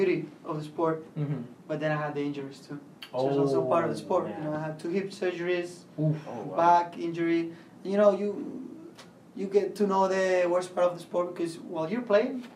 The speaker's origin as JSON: {"language": "English", "town": "Valencia", "region": "Valencian Community", "country": "Spain", "also_born_or_lived": "Wilson, North Carolina / Raleigh-Durham, North Carolina", "moved": "as an adult", "lives_now": "Durham, United States", "said": "I'm from Spain, Valencia. Came to the United States 4 years ago"}